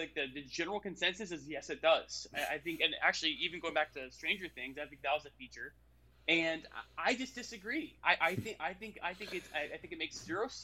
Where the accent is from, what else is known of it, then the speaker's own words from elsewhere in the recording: Florida, United States; I'm from Florida